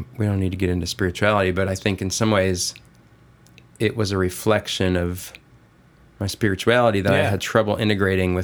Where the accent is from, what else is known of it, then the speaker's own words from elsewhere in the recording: Rochester, New York, United States; I was raised in Western New York, Rochester, New York